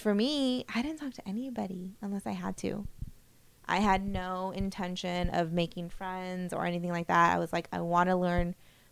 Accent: California, United States; moved away; also born or lived in Michigan; I was from California

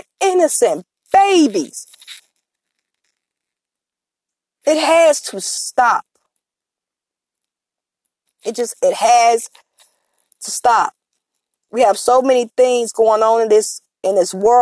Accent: Chicago, Illinois, United States; I'm from Chicago

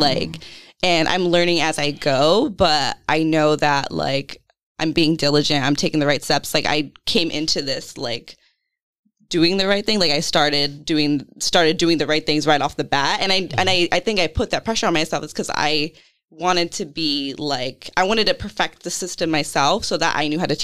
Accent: California, United States; also born or lived in Portsmouth, Rhode Island; now in Providence, United States; growing up in California

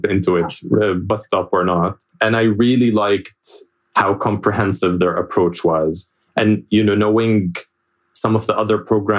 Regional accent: Jordan; moved away as an adult; I was born and raised in Jordan

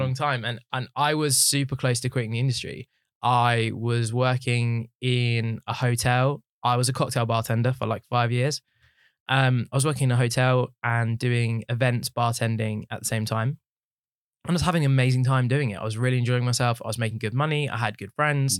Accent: Watford, East of England, United Kingdom; I was born in Watford. I've lived there my whole life.

